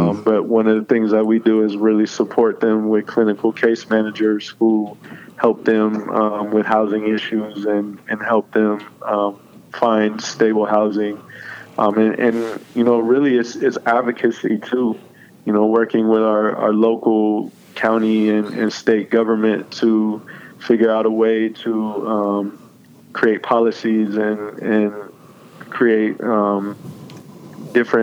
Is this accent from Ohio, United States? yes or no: no; Oakland, California, United States; I was born and raised in Oakland